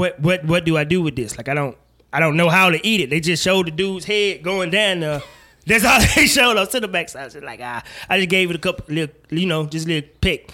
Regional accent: Mississippi, United States; I know I'm from Mississippi, but that's not the way this works.

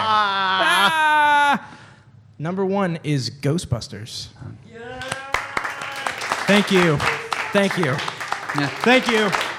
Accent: United Kingdom; I'm actually British.

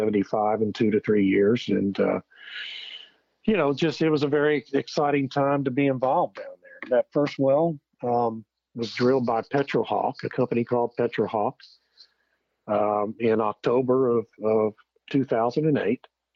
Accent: Beeville, Texas, United States; I grew up in South Texas, grew up in Beeville

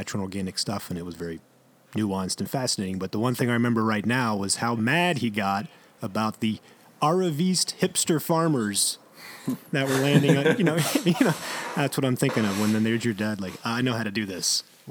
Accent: Alexandria, Virginia, United States; Alexandria, Virginia. I guess it's kind of a suburb. It's the greater sprawl of D.C.

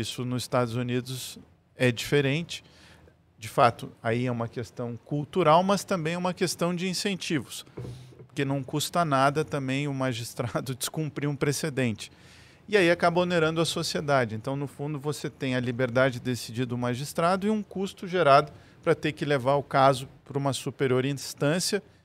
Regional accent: Rio Grande do Sul, Brazil; a cultura de onde eu venho, do gaúcho, por ser de fronteira

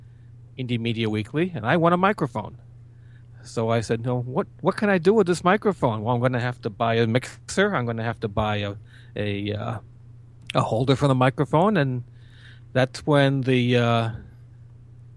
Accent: southeast Massachusetts, United States; born here, lived here all my life in the same general area, southeast of Massachusetts, probably about 20 miles from Boston. So yeah, I've always been told I have that accent

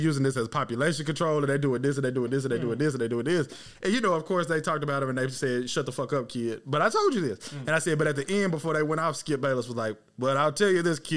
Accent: East Texas, United States; now in Florida, United States; I'm from East Texas and Patrick Mahomes from East Texas. He's from like 20 minutes from where I'm from

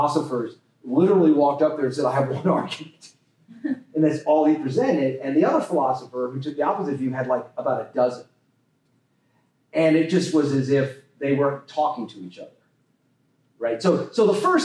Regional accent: Las Vegas, Nevada, United States; I grew up in Nevada, Las Vegas

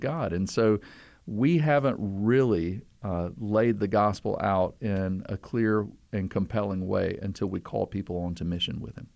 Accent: the South, United States; I'm from the South

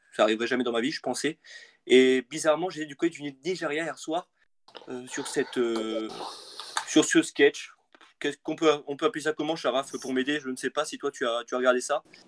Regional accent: central France, France; je viens du, du, centre de la France.

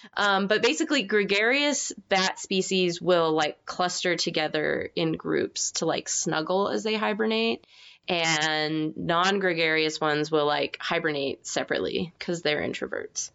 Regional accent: United States; I'm American

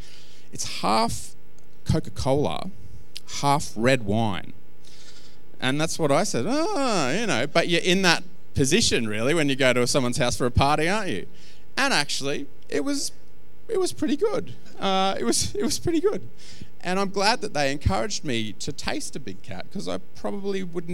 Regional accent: Australia; Jono, I'm Australian. People have been shoving those things, you know, into my mouth at any given moment for the whole of my life. In fact, I think premature babies in this country get

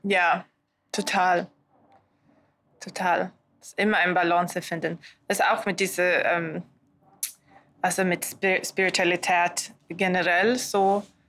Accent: Sweden; German is a second language; moved away; ich komme aus Schweden

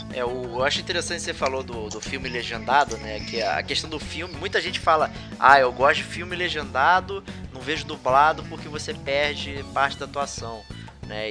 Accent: Rio de Janeiro, Brazil; accent: carioca; dubladores cariocas e tal, usando o nosso sotaque

